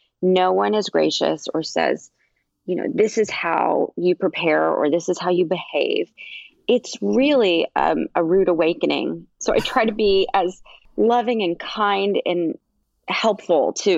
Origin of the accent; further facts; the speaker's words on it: Nashville, Tennessee, United States; I grew up in Nashville, Tennessee